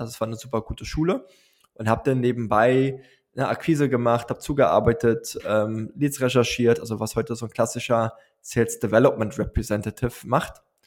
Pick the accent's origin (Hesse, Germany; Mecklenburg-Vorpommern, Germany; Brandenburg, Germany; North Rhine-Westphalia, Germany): Brandenburg, Germany; Neuruppin; moved away as an adult; also born or lived in United States / South America; now in Berlin, Germany; ich komme aus Neuruppin. Das ist eine Kleinstadt, 70 Kilometer nördlich von Berlin, im schönen Brandenburg gelegen.